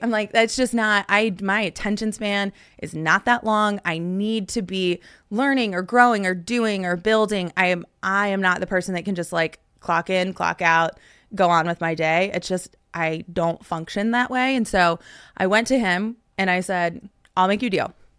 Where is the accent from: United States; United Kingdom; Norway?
United States; Dallas–Fort Worth, Texas; my hometown